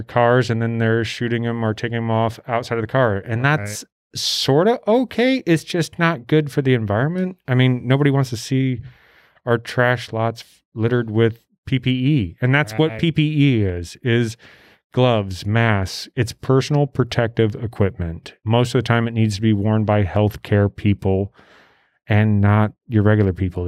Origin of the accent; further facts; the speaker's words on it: Nebraska, United States; now in Phoenix, United States; Grew up in Nebraska, moved out here for the weather